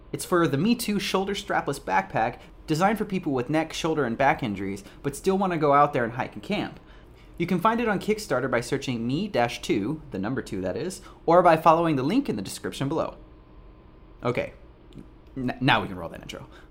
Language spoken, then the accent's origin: English; United States; now in Toronto, Canada; I am American